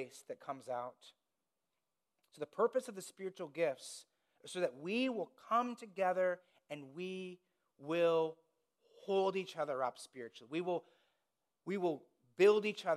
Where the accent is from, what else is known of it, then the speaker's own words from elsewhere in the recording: Indiana, United States; I grew up in Indiana